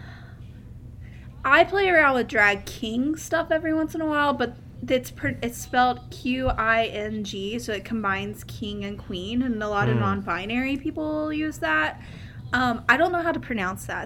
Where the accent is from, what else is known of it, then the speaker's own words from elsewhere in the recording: Central Kentucky, United States; I am from Central Kentucky